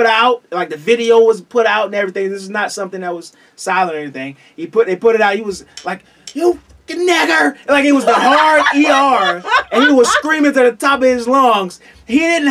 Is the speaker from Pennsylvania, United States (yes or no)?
no; Eatonville, Florida, United States; I'm from Eatonville, Florida